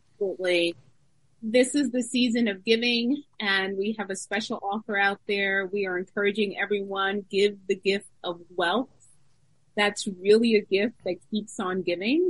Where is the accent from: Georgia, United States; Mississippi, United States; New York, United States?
New York, United States; I grew up in New York